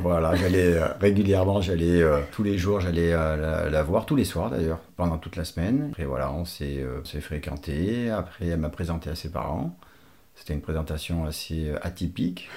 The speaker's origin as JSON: {"language": "French", "country": "Portugal", "tie": "born or raised there", "moved": "yes", "lives_now": "France", "said": "je suis portugais naturalisé français."}